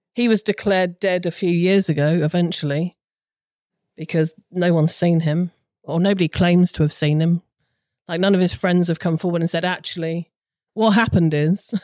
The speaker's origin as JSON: {"language": "English", "area": "Hampshire", "region": "South East England", "country": "United Kingdom", "moved": "yes", "lives_now": "Suffolk, United Kingdom", "said": "Suffolk, but originally from Hampshire."}